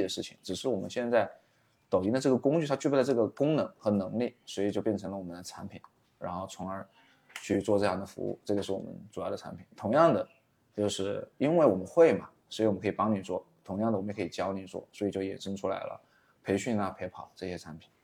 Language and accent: Chinese; Wuhan, Hubei, China; 我是一个土生土长在武汉做短视频，或者说我是一个在武汉做短视频的